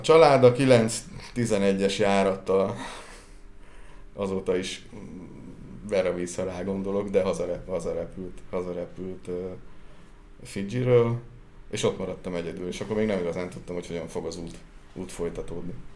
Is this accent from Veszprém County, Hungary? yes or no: no; Sióagárd, Tolna, Hungary; Víz közelben születtem, és ugye siagárdi vagyok, tehát a kertünket két oldalról egy-egy folyó veszi, vagy csatorna veszi körül